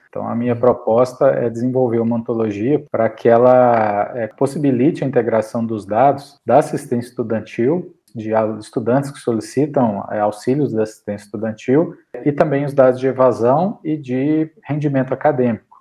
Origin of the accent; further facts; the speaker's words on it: interior of Minas Gerais, Brazil; also born or lived in Belo Horizonte / Campos do Jordão / Muriaé; atualmente eu resido em Bonespacho, que é minha cidade natal, no interior de Minas Gerais.